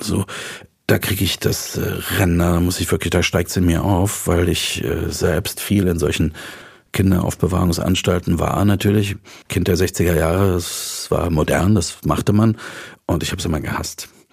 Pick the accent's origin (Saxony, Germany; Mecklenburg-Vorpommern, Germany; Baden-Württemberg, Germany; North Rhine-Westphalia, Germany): Saxony, Germany; Dresden; moved away; Also ich komme aus Dresden, ich bin in Dresden groß geworden